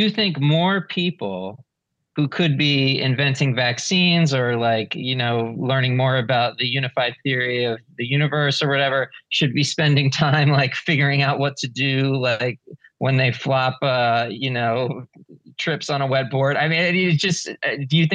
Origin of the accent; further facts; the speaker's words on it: Philadelphia, Pennsylvania, United States; I grew up in Philadelphia